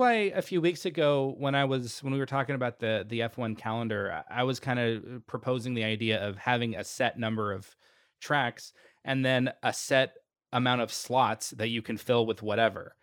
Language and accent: English; Austin, Texas, United States; Austin, my hometown